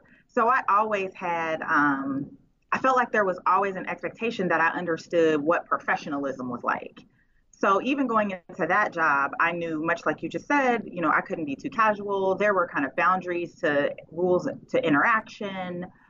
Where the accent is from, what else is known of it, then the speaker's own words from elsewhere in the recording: Oakland, California, United States; Now we're from Oakland and Richmond, especially.